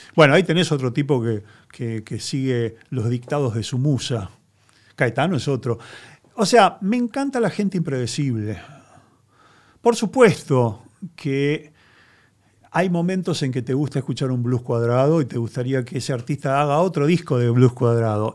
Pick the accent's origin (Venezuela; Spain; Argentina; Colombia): Argentina; yo soy argentino, soy un periodista